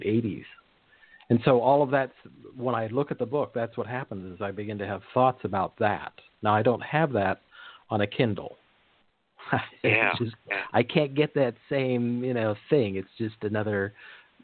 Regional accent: Monterey Peninsula, California, United States; I grew up in the Monterey Peninsula

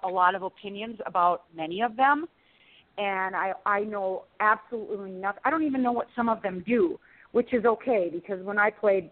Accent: South Dakota, United States; small-town gal from South Dakota

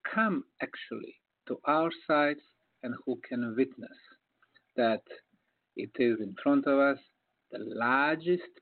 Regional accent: Bosnia & Herzegovina; moved away; I came to my home country of Bosnia

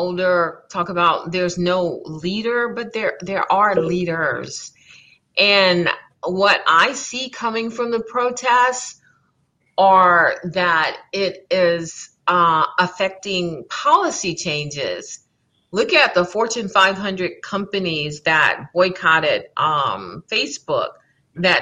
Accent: Baton Rouge, Louisiana, United States; also born or lived in New Orleans, Louisiana; I grew up in Baton Rouge. So let's see, we lived in Scotlandville

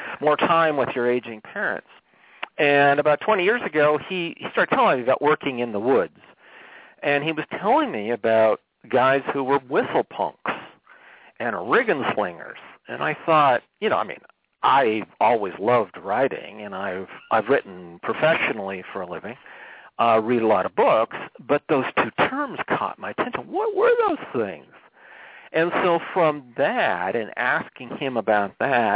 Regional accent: Monroe, Washington, United States; moved away as an adult; now in Washington, DC, United States; I grew up in the Northwest, as you said. I grew up near Monroe.

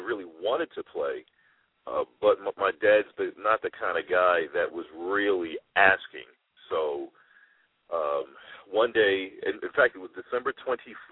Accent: New York City, New York, United States; I am a product of the South Bronx. I grew up in the Patterson Projects in the South Bronx.

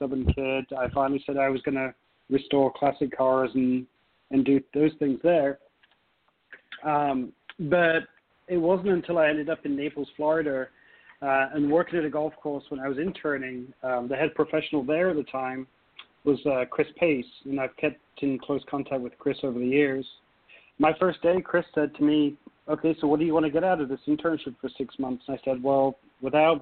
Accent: Nottingham, East Midlands, United Kingdom; moved away as an adult; now in United States; growing up in England

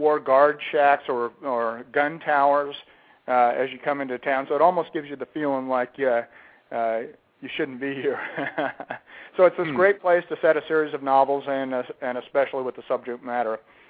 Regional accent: Lincoln, New Mexico, United States; moved away; also born or lived in Roswell, New Mexico; I grew up in a little small town close to there called Lincoln, New Mexico, and we didn't even have any school there, so I went to school in a nearby small town called Capitan. I graduated from Capitan High in 1975

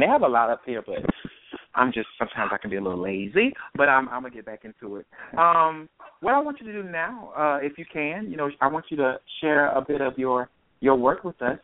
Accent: Myrtle Beach, South Carolina, United States; moved away as an adult; also born or lived in Atlanta; now in Maryland, United States; I from Myrtle Beach, South Carolina

